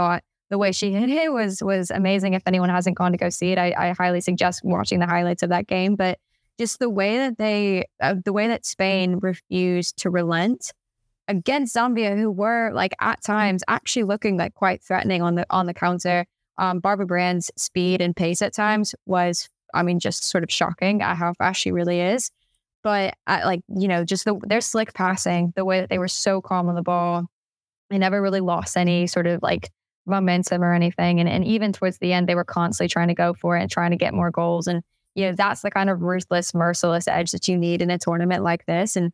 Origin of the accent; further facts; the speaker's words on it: United States; as an American, is um, quite daunting.